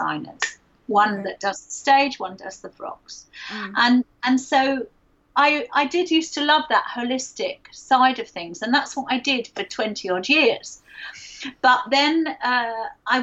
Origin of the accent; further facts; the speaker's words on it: London, United Kingdom; I'm a Londoner